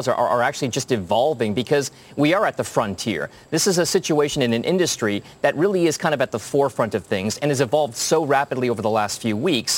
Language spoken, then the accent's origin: English; Connecticut, United States; my home state of Connecticut